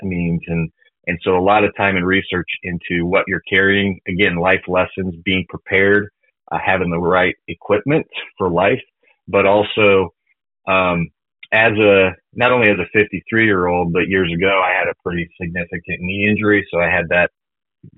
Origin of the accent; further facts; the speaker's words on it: Colorado, United States; I grew up in Colorado, and so just being, you know, near the mountains